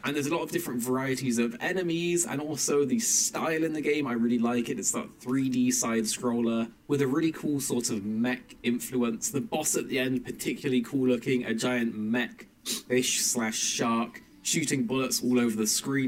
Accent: England, United Kingdom; as an English person

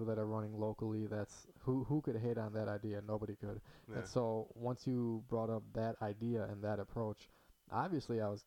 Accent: Hoffman Estates, Illinois, United States; Hoffman Estates, Chicago area, born and raised

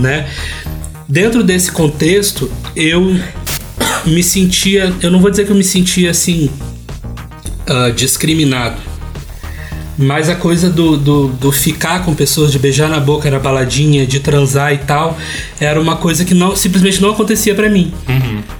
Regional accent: Vitória, Espírito Santo, Brazil; Eu cresci gay e gordo em Vitória, no Espírito Santo

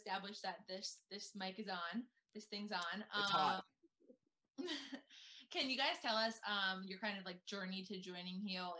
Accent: northern New Jersey, United States; I say where I'm from, like northern New Jersey, and the people are like, oh, where by? And then I'm like, oh, yeah, close to New York City.

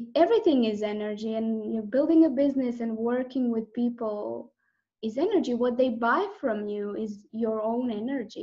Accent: Croatia; I'm from Croatia, it's a Croatian last name

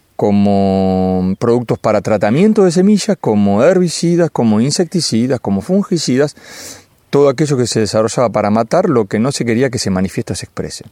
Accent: Lincoln, Buenos Aires Province, Argentina; yo, soy de Lincoln

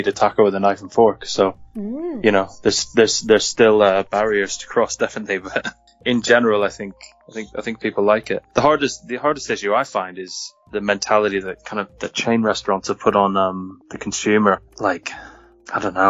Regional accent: California, United States; I grew up in California, and so I kind of grew up eating Mexican food on a regular basis

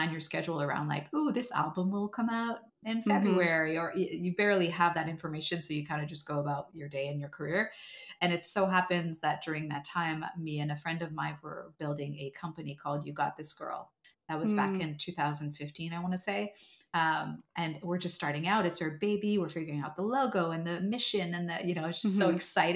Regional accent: Montreal, Quebec, Canada; moved away as an adult; now in Los Angeles, United States; I was actually still in Montreal. I think I must have been 21 or 22 years old when I auditioned for her for the first time

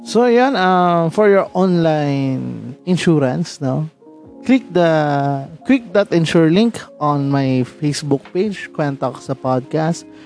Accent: Rizal, Calabarzon, Philippines; taga Rizal ako

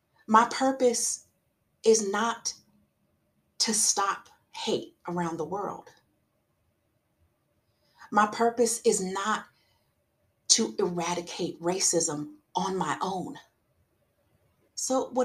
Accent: South Carolina, United States; I'm from South Carolina

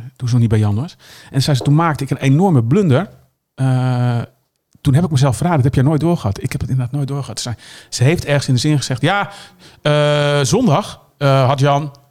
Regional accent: Texel, North Holland, Netherlands; Ik kom van Tessel

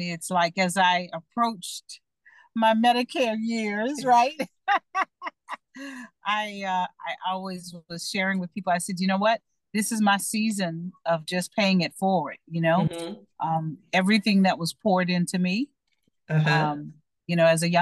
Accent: Miami, Florida, United States; I was born in Miami

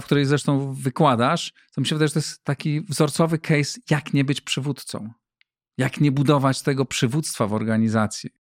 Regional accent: Greater Poland, Poland; moved away as an adult; now in Warsaw, Poland; pochodzę z innej części e, Polski, z Wielkopolski.

